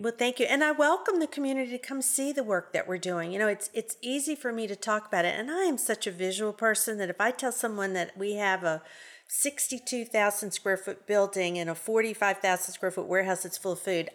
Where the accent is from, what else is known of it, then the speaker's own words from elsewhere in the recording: New Orleans, Louisiana, United States; moved away as an adult; now in Shreveport, United States; I am originally from New Orleans, and sometimes I say words and it's, you'll know I'm from New Orleans.